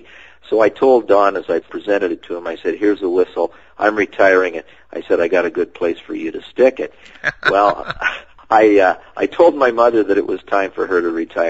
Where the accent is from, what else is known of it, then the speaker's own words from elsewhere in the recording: Sarnia, Ontario, Canada; moved away; He's back in my hometown of Sarnia, Ontario